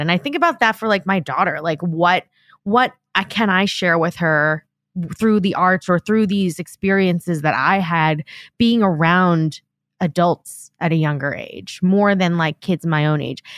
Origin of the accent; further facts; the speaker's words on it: Long Island, New York, United States; moved away as an adult; I grew up on Long Island